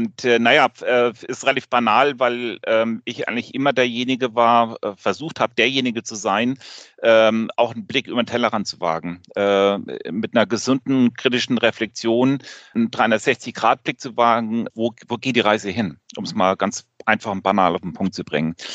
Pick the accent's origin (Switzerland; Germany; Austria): Germany; Rhineland-Palatinate; now in Schleswig-Holstein, Germany; ich komme ursprünglich aus Rheinland-Pfalz, bin aber seit Ewigkeiten Nordlicht, äh, wohne in Schleswig-Holstein, arbeite in Hamburg